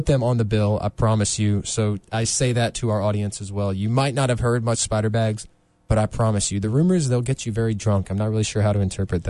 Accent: Rocky Mount, North Carolina, United States; Rocky Mount, which is my hometown

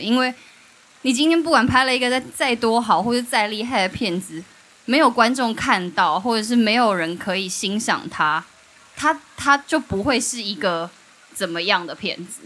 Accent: Taiwan; moved away; 我跟曼波都是来自于东市这个山城

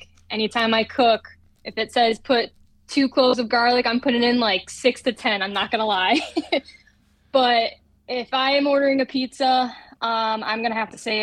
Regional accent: Massachusetts, United States; also born or lived in Manchester, New Hampshire; I moved back to Mass, to my hometown, about 5 years ago.

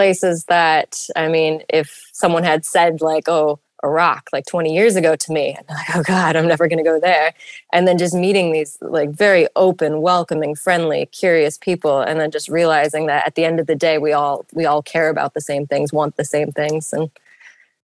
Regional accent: Clinton, New York, United States; moved away as an adult; now in Sudan; growing up in Clinton, we're so close to Utica.

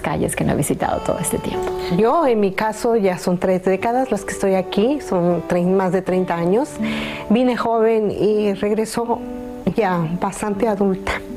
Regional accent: Guadalajara, Jalisco, Mexico; now in Los Angeles, United States; soy originaria de Guadalajara, Jalisco

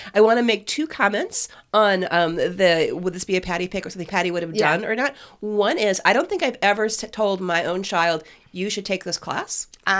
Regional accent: Phoenix, Arizona, United States; I grew up in Phoenix.

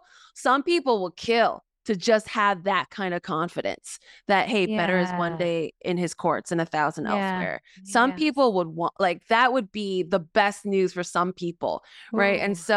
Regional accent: South Korea; born there; also born or lived in Mexico; I was born in South Korea. I was saved in Mexico.

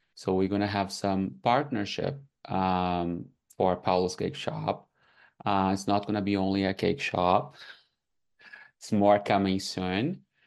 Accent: Brazil; English is a second language; moved away as an adult; now in Canada; I'm from Brazil, so when I came here and I faced like the language barrier

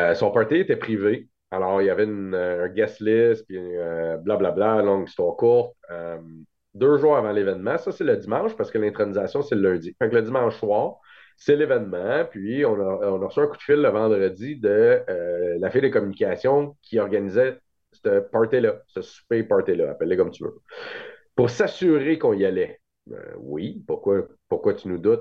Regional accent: Montreal, Quebec, Canada; je viens de Montréal

